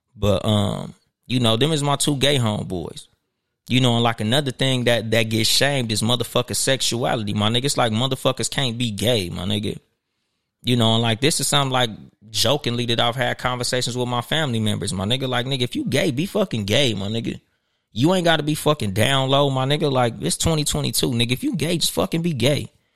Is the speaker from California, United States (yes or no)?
yes; Compton, California, United States; I was from Compton